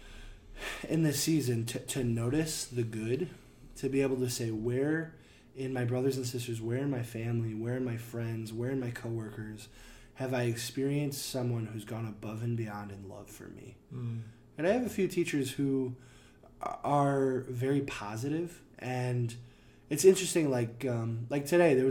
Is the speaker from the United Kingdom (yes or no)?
no; United States; as an American